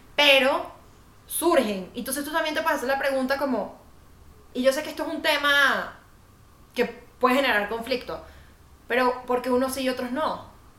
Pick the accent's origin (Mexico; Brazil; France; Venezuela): Venezuela; moved away as an adult; now in Colombia; como venezolanos